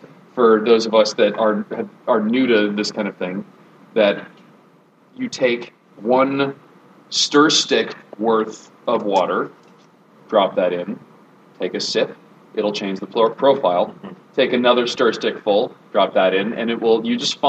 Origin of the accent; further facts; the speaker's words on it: Washington, United States; moved away; I said West Coast, not California. Sorry. I'm from Washington.